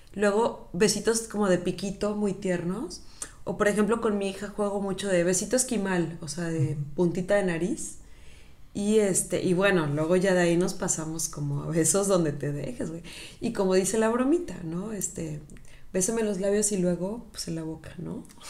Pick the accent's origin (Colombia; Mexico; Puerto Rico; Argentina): Mexico; Mérida, Yucatán; la ciudad en donde yo nací